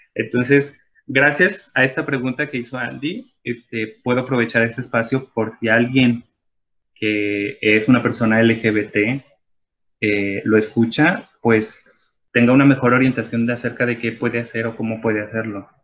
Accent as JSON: {"language": "Spanish", "country": "Mexico", "said": "todas las personas que nos identificamos como mexicanas"}